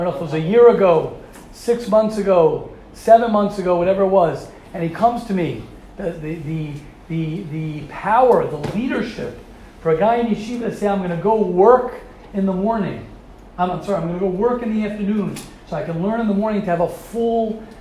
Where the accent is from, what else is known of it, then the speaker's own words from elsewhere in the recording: United States; I'm an American guy